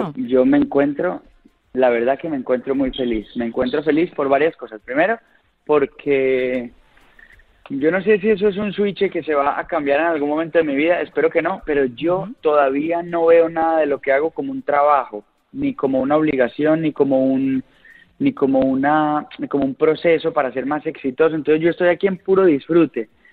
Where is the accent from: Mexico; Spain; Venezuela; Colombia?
Colombia; como colombiano